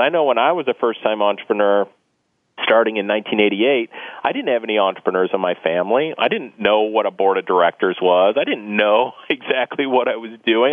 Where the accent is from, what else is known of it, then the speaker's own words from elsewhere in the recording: Akron, Ohio, United States; I'm from Northeast Ohio, which has been a large company and manufacturing driven economy for the for the majority of the last century. You know, if you grew up in a place like I, I grew up in Akron actually